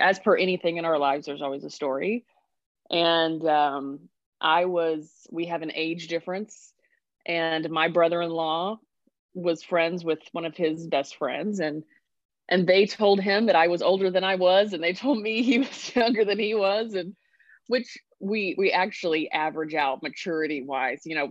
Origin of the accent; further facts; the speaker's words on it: Sulphur, Oklahoma, United States; From Oklahoma originally. Was raised in Southern Oklahoma